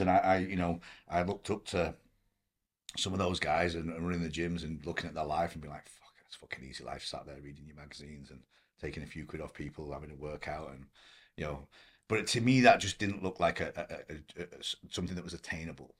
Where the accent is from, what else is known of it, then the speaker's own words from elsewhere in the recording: Blackpool, North West England, United Kingdom; moved away as an adult; also born or lived in Manchester / Hong Kong; now in Los Angeles, United States; I grew up in Blackpool